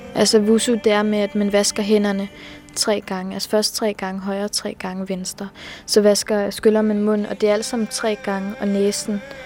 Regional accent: Skanderborg, Central Denmark Region, Denmark

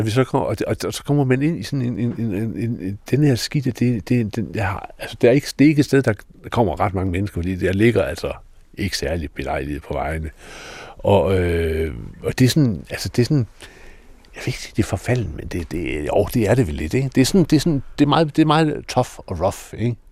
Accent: Denmark; jeg var dansker

